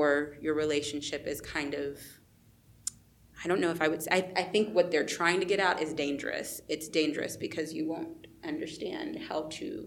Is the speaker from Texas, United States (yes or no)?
yes; Texas, United States; also born or lived in Colombia